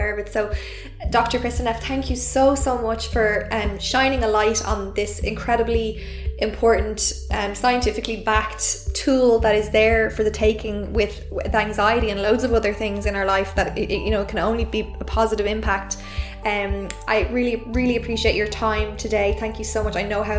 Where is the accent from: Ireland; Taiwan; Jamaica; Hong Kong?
Ireland; I'm Irish